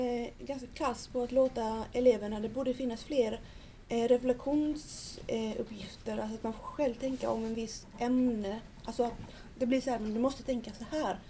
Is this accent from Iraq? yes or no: no; Nicaragua; now in Sweden; när jag var liten så var, åt jag ju väldigt bra mat hemma i Nicaragua